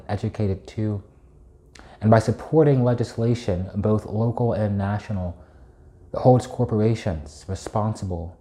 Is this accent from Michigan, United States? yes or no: no; Knoxville, Tennessee, United States; my own upbringing in Knoxville and the reality that no matter what direction I turn in my hometown, I see mountains